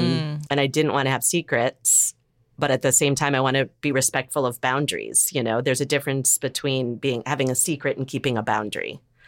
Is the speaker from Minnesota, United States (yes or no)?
no; Evanston, Illinois, United States; moved away; my hometown in Evanston.